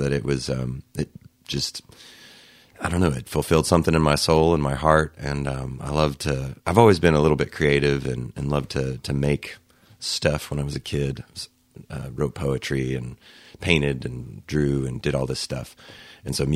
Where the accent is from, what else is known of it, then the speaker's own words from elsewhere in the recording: Logan County, Oklahoma, United States; born and raised in Oklahoma. I grew up north of Edmond in Logan County between Guthrie and Edmond